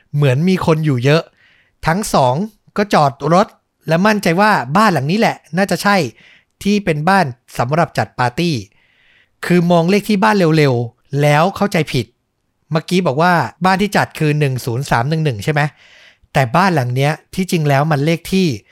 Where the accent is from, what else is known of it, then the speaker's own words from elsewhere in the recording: Thailand; เราที่เป็นคนไทย